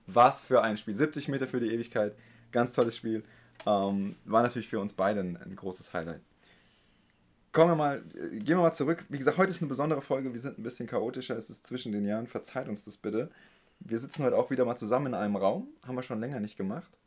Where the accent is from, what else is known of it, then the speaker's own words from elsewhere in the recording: Heidelberg, Baden-Württemberg, Germany; als Heidelberger